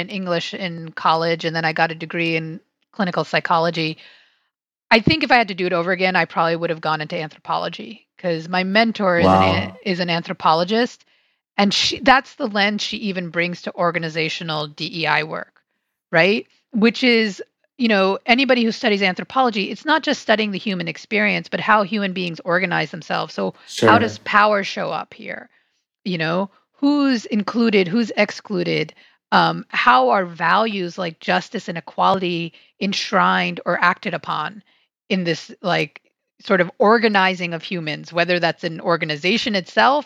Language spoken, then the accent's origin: English; New York City, New York, United States; now in Silver Spring, Maryland, United States; I grew up on Staten Island, which is a very weird place to grow up